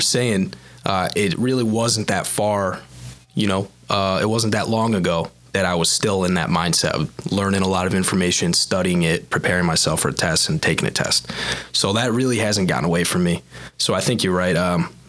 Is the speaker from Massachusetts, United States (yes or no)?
no; Fairport, New York, United States; also born or lived in Buffalo, New York; I'm from Fairport. I grew up right down the street. Went to university at Buffalo, just like everybody else here.